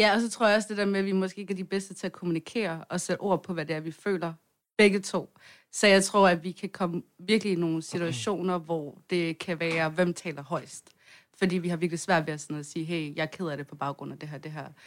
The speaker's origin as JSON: {"language": "Danish", "town": "Svendstrup", "region": "North Denmark Region", "country": "Denmark", "said": "vi er fra noget, der hedder Svendstrup, og øhm, der, der, øh, det er sådan en lille bitte"}